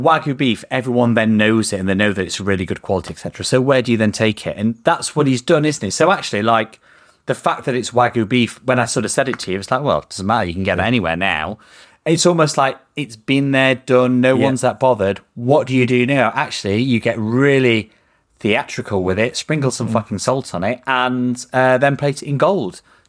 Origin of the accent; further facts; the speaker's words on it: Yorkshire and the Humber, United Kingdom; this is, I'm from Yorkshire.